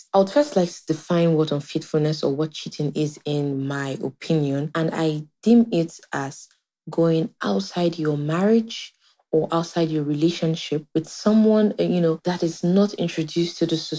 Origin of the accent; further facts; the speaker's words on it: Nigeria; Hello, Viola. … I'm a Nigerian.